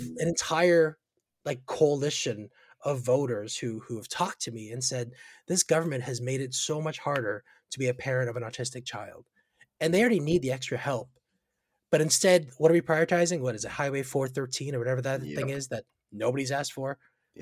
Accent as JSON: {"language": "English", "town": "Markham", "region": "Ontario", "country": "Canada", "tie": "born or raised there", "lives_now": "Ajax, Canada", "said": "I grew up in Markham"}